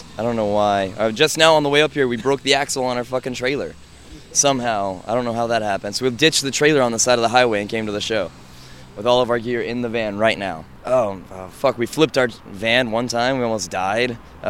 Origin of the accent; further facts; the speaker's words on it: Oklahoma City, Oklahoma, United States; We're from Oklahoma City.